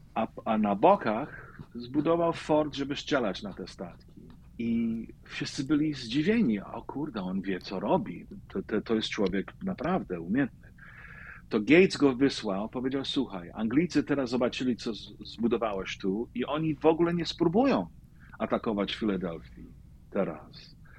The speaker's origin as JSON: {"language": "Polish", "town": "New York City", "region": "New York", "country": "United States", "tie": "born or raised there", "said": "ja się urodziłem w Brooklynie, e, w polskiej dzielnicy Greenpoint"}